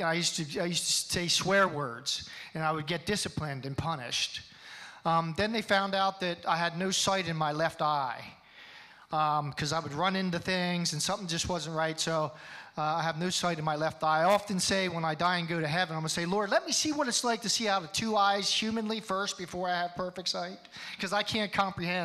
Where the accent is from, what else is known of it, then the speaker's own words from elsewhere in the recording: Hershey, Pennsylvania, United States; I was born in Hershey, Pennsylvania. I was raised in a family that went to church